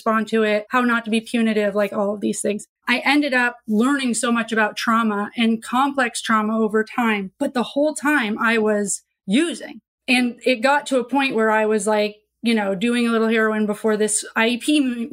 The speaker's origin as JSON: {"language": "English", "region": "Vermont", "country": "United States", "tie": "born or raised there", "said": "I grew up in Vermont too, super liberal"}